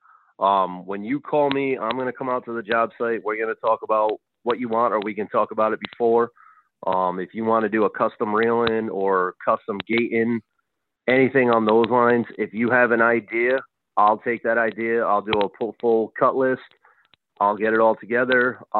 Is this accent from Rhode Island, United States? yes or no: yes; Rhode Island, United States; moved away; I'm originally from Rhode Island